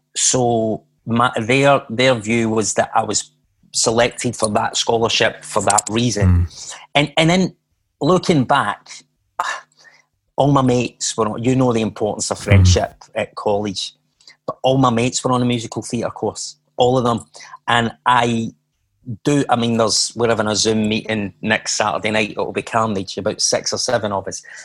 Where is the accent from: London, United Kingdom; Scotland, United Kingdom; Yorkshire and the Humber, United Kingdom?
Scotland, United Kingdom; Glasgow; I was born in Glasgow, as you can hear from my accent.